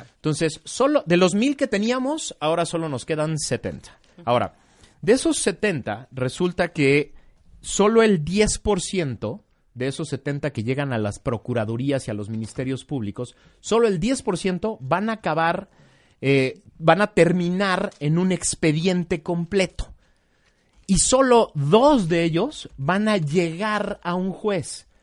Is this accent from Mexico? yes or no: yes; Mexico